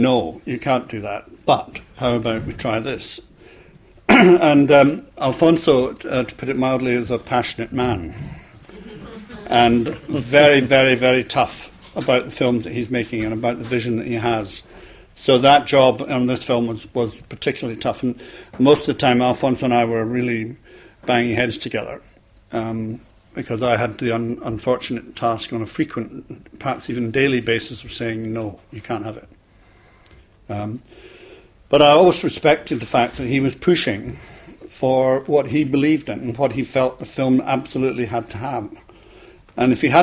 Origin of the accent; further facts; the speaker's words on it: Scotland, United Kingdom; moved away as an adult; also born or lived in London; I came down from Scotland